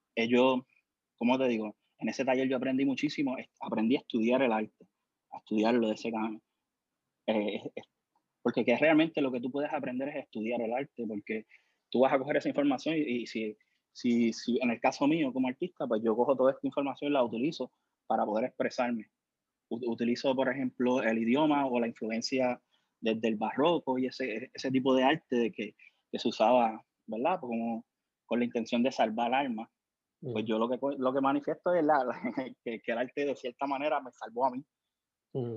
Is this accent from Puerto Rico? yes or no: yes; Ponce, Puerto Rico; also born or lived in Juana Díaz; Yo me crié en Clausel, aquí en Ponce